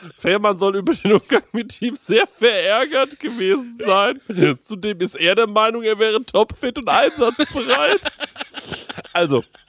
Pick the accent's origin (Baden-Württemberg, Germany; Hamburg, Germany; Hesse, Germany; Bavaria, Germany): Bavaria, Germany; Aschaffenburg; bei uns in Aschaffenburg